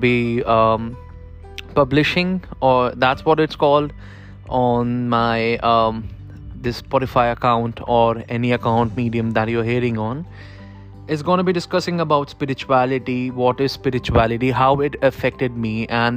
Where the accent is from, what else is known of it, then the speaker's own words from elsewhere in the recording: Kanpur, Uttar Pradesh, India; I am from Kanpur, which is in India